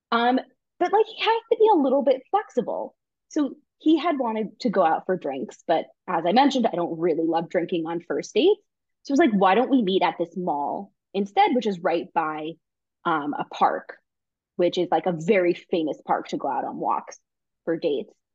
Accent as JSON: {"language": "English", "region": "New York", "country": "United States", "tie": "born or raised there", "moved": "yes", "lives_now": "Israel", "said": "I'm from New York where you walk fast or you don't walk"}